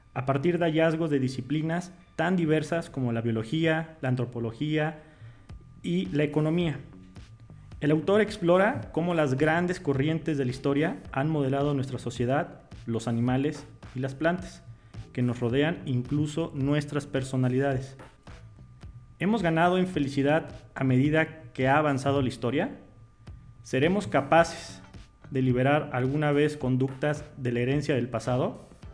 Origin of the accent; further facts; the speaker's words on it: Mexico; nosotros somos mexicanos